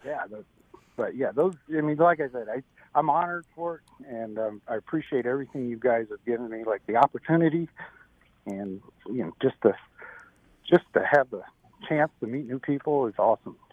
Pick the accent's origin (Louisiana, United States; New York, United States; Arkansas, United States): New York, United States; Syracuse; moved away as an adult; also born or lived in California; I'm from Syracuse, New York. I grew up there. Um, I was there until about I was 21